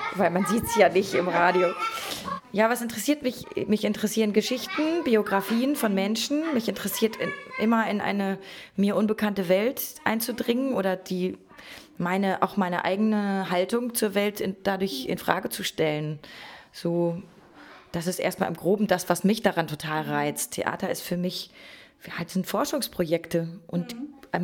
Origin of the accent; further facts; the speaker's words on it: North Rhine-Westphalia, Germany; now in Berlin, Germany; wir haben früher in Ostwestfalen Pfannkuchen gesagt